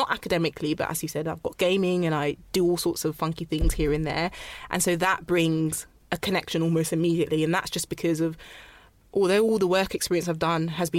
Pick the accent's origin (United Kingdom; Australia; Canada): United Kingdom; London; also born or lived in Ghana; I'm from South London. I'm from Ghana